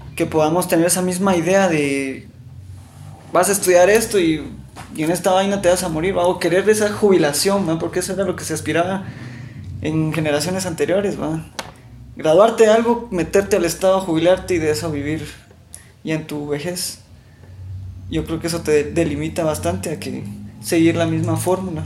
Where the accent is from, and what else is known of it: Guatemala